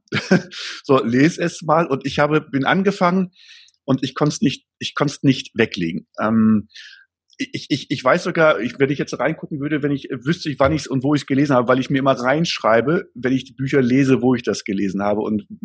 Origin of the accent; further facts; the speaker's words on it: Gronau, North Rhine-Westphalia, Germany; ich komme aus Gronau, äh, war ein Karstadt, ähm, Einzelhandel